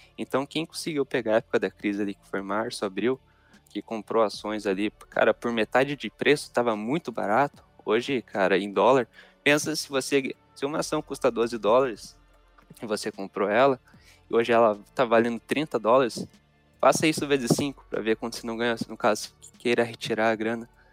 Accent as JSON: {"language": "Portuguese", "country": "Brazil", "said": "eu, como brasileiro"}